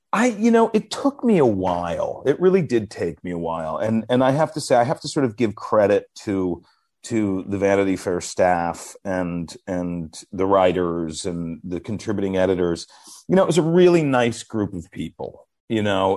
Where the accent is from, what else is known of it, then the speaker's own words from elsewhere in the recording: New York City, New York, United States; I was from New York